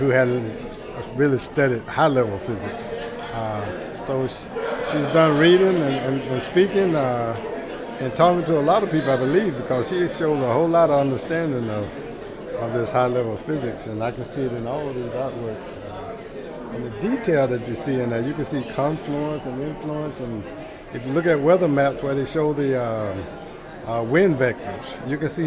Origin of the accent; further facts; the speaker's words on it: Washington, Georgia, United States; now in Atlanta, United States; I was born about 100 miles from here, a little place called Washington, Georgia.